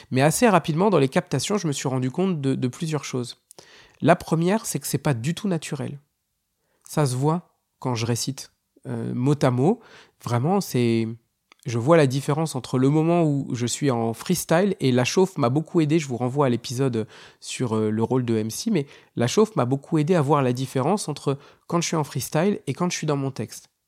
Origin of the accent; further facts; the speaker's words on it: Hauts-de-France, France; je suis originaire du Nord.